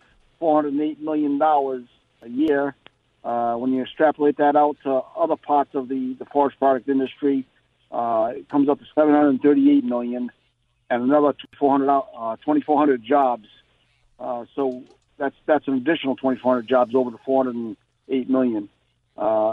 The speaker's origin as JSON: {"language": "English", "town": "West Greenwich", "region": "Rhode Island", "country": "United States", "tie": "born or raised there", "said": "I've born and brought up in Rhode Island myself in West Greenwich"}